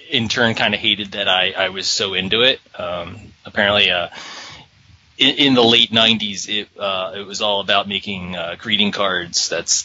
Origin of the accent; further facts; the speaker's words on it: Philadelphia, Pennsylvania, United States; moved away; I grew up in Philadelphia, Pennsylvania